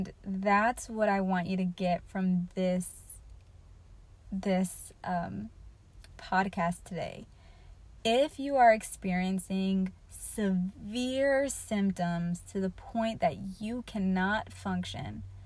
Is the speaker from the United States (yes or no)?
yes; United States; as an American